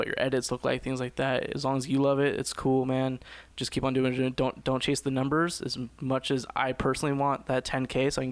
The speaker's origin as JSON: {"language": "English", "region": "Washington", "country": "United States", "moved": "yes", "said": "I'm originally from Washington, you know, so there it's always raining"}